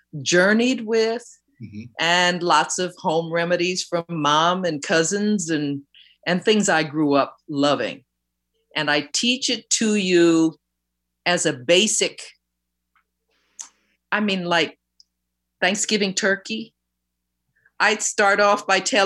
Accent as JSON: {"language": "English", "town": "New York City", "region": "New York", "country": "United States", "tie": "born or raised there", "said": "growing up in New York City."}